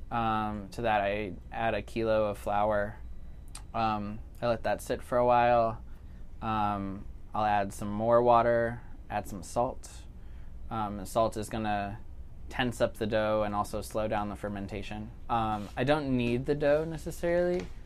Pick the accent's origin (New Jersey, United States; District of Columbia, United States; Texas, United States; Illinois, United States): Illinois, United States; Chicago; also born or lived in New York City; now in Jackson, United States; I grew up in Chicago and lived in New York City for a while